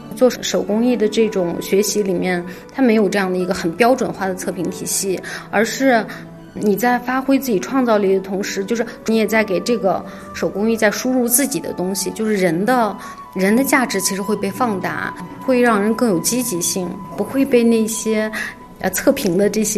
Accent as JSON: {"language": "Chinese", "town": "Urumqi", "region": "Xinjiang", "country": "China", "tie": "born or raised there", "moved": "as an adult", "lives_now": "Beijing, China", "said": "我出生和成长在新疆乌鲁木齐。后来我去内地读大学"}